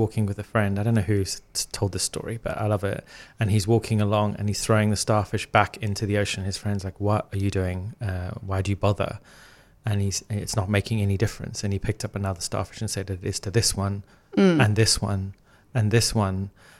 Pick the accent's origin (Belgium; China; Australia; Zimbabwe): Zimbabwe; I grew up in Zimbabwe in Africa, and I used to lie on the grass, look up at the Milky Way.